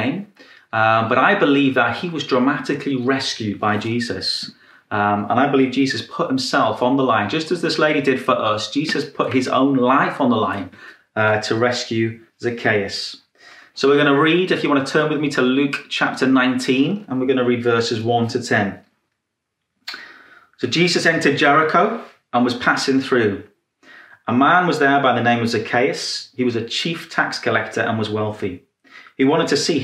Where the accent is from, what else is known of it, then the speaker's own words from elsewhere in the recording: Newcastle upon Tyne, North East England, United Kingdom; this was a rough neighborhood. This was the second roughest neighborhood in the whole of Newcastle.